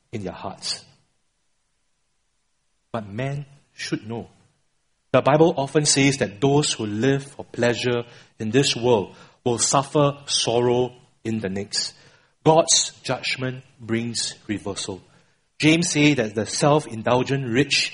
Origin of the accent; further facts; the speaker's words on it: Singapore; I'm a Singaporean born and bred